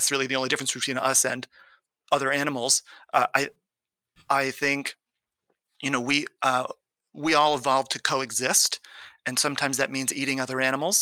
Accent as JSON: {"language": "English", "region": "California", "country": "United States", "tie": "born or raised there", "said": "I grew up in California in a conservative home."}